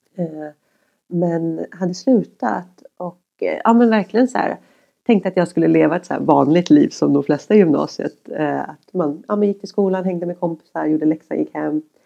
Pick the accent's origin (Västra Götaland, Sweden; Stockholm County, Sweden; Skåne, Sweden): Stockholm County, Sweden; Järfälla; jag växte upp i Högbyområdet